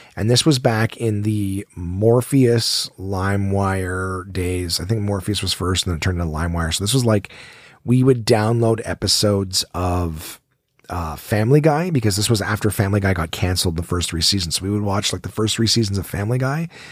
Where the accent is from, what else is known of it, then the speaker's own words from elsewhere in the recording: Ottawa, Ontario, Canada; I born and raised in Ottawa